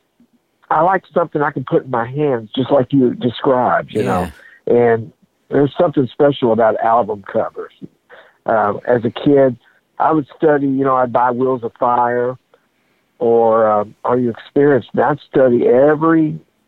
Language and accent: English; Louisville, Kentucky, United States; I grew up in Louisville, Kentucky